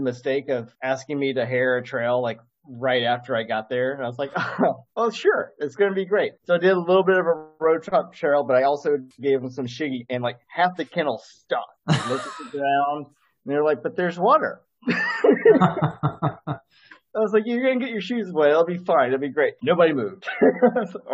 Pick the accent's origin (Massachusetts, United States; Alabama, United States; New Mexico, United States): Alabama, United States; moved away as an adult; I grew up in Alabama and I left in 2002